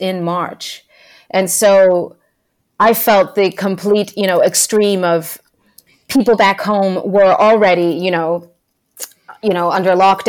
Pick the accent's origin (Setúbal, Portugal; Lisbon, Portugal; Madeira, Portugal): Lisbon, Portugal; born there; So I was born in Lisbon. Yeah, in Lisbon, Portugal. It's the capital of Portugal.